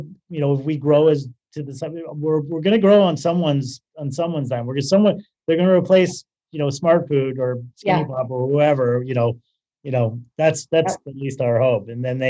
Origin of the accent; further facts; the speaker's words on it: Toronto, Ontario, Canada; accent: Canadian; moved away as an adult; I'm originally from Toronto. Yeah, Toronto.